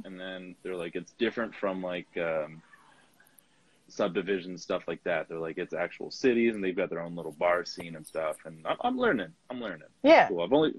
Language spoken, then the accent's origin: English; Anchorage, Alaska, United States; moved away as an adult; now in Chandler, United States; I'm originally from Anchorage, Alaska